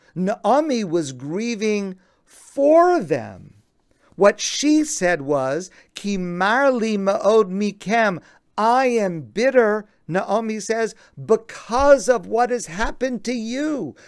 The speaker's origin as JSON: {"language": "English", "country": "United States", "said": "I am an American, and I love my country, the United States"}